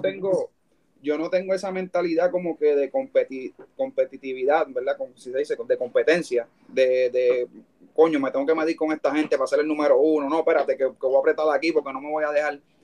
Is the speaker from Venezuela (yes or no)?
no; Puerto Rico; de ahí vengo yo y, con orgullo